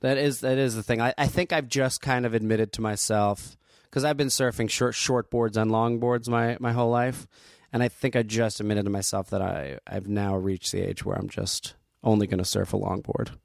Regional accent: Asbury Park, New Jersey, United States; moved away; also born or lived in Neptune, New Jersey; I grew up in Jersey

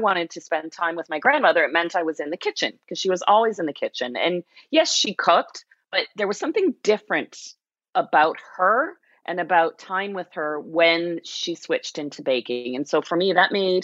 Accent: Toronto, Ontario, Canada; moved away as an adult; now in Niagara, Canada; being a kid growing up in Toronto

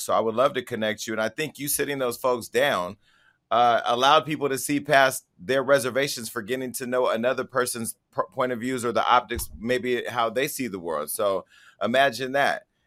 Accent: Stockton, California, United States; my hometown of Stockton, uh, California

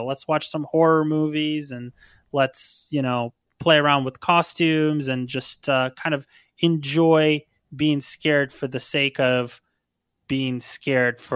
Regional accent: Ukraine; now in United States; I'm actually originally from Ukraine

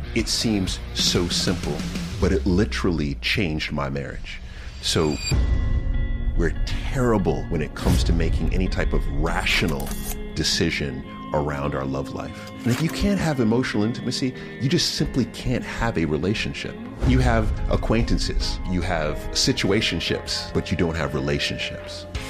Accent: New York City, New York, United States; also born or lived in Long Island; I was born in Jamaica, Queens

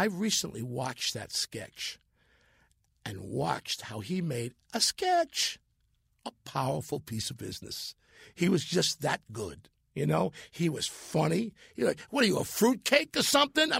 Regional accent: New York City, New York, United States; I'm part of the Jerry Lewis Telethon family in New York, my hometown

